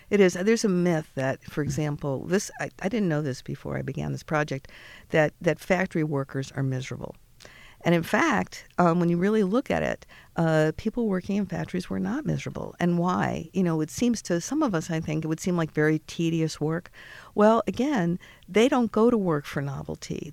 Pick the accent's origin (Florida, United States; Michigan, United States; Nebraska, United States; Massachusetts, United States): Massachusetts, United States; Boston; I'm from Boston